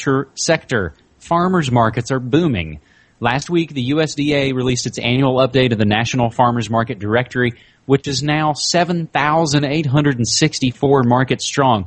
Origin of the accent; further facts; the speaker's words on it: West Virginia, United States; my home state of West Virginia